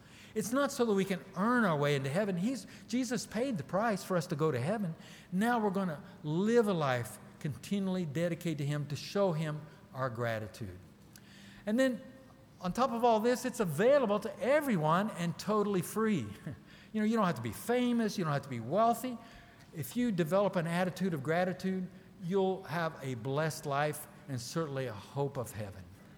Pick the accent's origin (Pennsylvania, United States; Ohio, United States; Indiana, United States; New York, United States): Ohio, United States; Newcomerstown; also born or lived in Brazil; And then I came from Newcomerstown, Ohio to Belo Horizonte, Brazil.